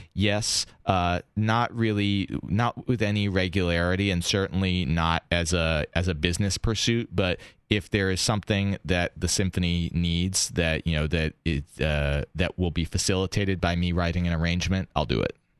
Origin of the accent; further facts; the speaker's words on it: Boston, Massachusetts, United States; I grew up in Boston.